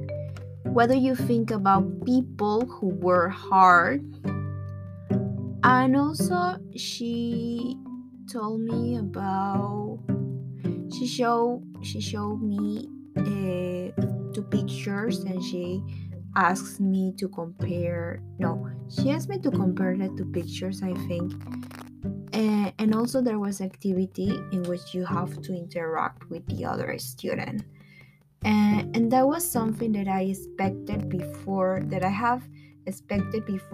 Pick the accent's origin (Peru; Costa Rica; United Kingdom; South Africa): Peru; Lima; English is a second language; I'm from Peru. I'm from Lima, Peru.